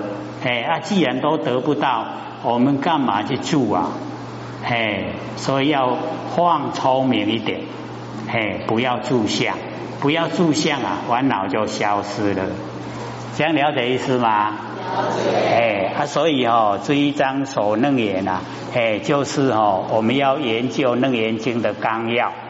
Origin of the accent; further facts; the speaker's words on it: China; 那我们都哦，我们中国人呐，有简略的那个习性